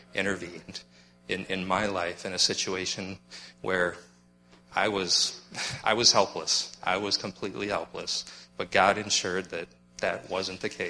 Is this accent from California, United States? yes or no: no; Black Hills, South Dakota, United States; moved away; also born or lived in Mitchell, South Dakota; I was born in Mitchell, South Dakota, but actually I grew up in the Black Hills of South Dakota